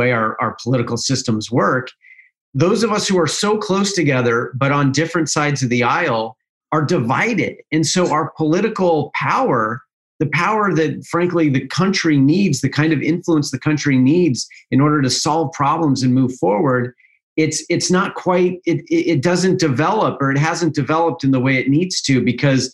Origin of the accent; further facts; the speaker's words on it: Utah, United States; my home state of Utah